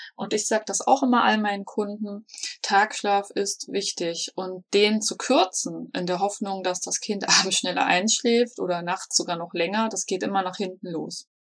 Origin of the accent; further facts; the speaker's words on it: Berlin, Germany; now in Black Forest, Germany; Ursprünglich komme ich sogar aus Berlin, ähm, wohne aber schon seit einigen Jahren im schönen Schwarzwald